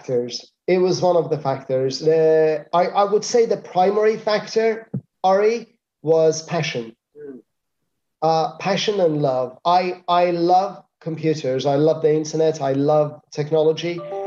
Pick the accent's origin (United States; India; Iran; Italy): Iran; moved away as an adult; now in Spain; I came from Iran, and in Iran I was doing consultancy. I wasn't doing anything else. So I thought, okay, I come to Spain and I do consultancy